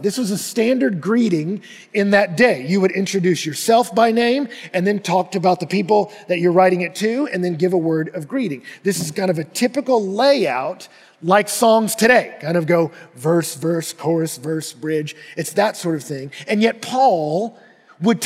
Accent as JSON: {"language": "English", "region": "Texas", "country": "United States", "tie": "born or raised there", "said": "I grew up in Texas"}